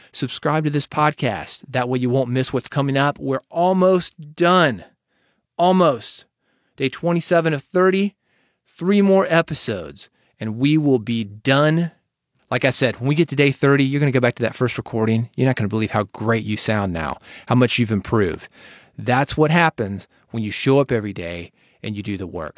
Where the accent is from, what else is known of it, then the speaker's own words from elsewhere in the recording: Nashville, Tennessee, United States; being from Nashville